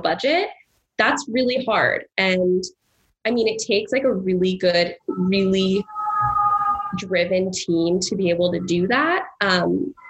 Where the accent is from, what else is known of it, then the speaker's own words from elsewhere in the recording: California, United States; moved away as an adult; now in New York, United States; I was raised in California, we came out here all the time to see family